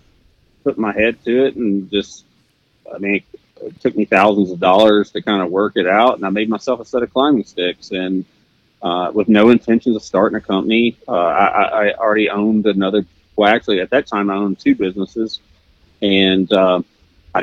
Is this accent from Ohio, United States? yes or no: no; Arkansas, United States; moved away; I grew up in Arkansas, and I grew up really poor, and you know, we just hunted public land.